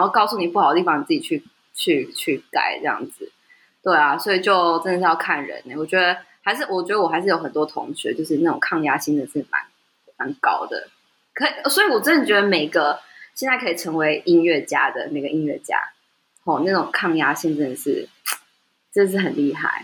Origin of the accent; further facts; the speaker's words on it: Taiwan; 在台湾土生土长的人